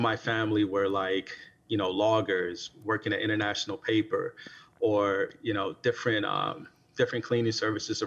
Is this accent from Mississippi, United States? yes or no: yes; Natchez, Mississippi, United States; I'm originally from Natchez, Mississippi